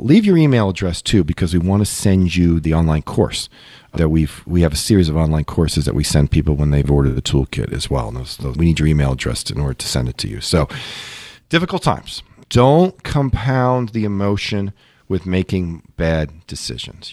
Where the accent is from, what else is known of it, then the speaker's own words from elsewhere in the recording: Long Island, New York, United States; as a kid, I grew up in Long Island.